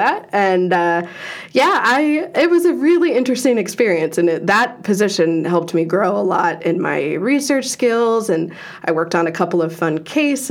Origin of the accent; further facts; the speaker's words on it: Madison, Wisconsin, United States; moved away; I am originally from Madison, Wisconsin.